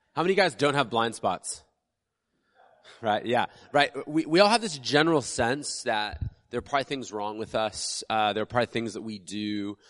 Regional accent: United States

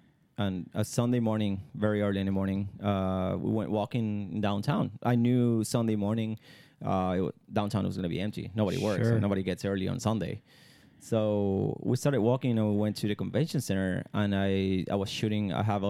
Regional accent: Venezuela; English is a second language; now in Houston, United States; I'm from Venezuela and my country is hurting right now

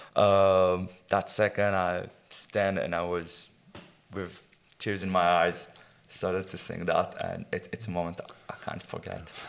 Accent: Israel; I, I grew up in Israel in, uh, in the countryside in um, kind of village that's called a kibbutz.

